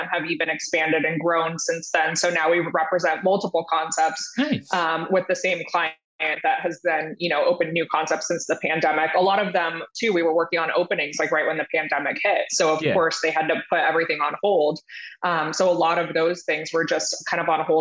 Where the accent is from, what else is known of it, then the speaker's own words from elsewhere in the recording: Ventura County, Southern California, United States; moved away; born and raised in Southern California, kind of grew up in Ventura County area, if you know where that is, halfway between like LA and Santa Barbara.